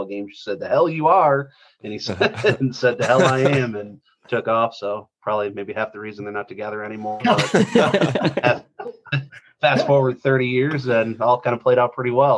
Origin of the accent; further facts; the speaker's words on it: Detroit, Michigan, United States; born and raised in the Metro Detroit area